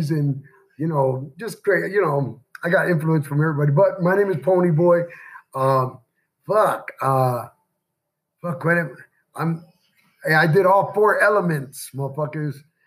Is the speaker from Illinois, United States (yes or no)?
yes; Chicago, Illinois, United States; also born or lived in Indiana; now in Henderson, United States; I'm from Chicago